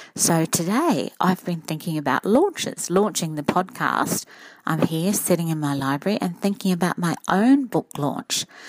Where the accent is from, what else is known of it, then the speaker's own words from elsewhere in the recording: Redcliffe, Queensland, Australia; I come from Redcliffe